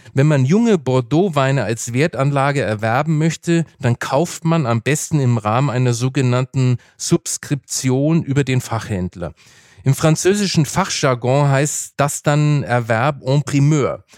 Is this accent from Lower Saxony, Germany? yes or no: no; Franconia, Bavaria, Germany; Ich bin zwar im Bierfranken aufgewachsen